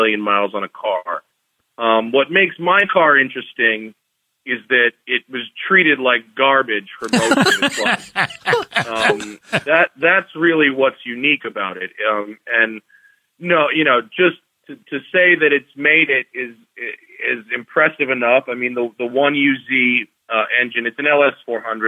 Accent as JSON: {"language": "English", "town": "Greenwich", "region": "Connecticut", "country": "United States", "moved": "as an adult", "lives_now": "California, United States", "said": "I'm from Greenwich, Connecticut"}